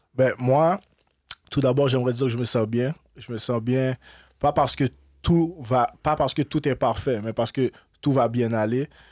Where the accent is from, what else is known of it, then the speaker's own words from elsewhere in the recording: Montreal, Quebec, Canada; Moi, je suis né à Montréal en 1991. Je grandis, grandis à Montréal.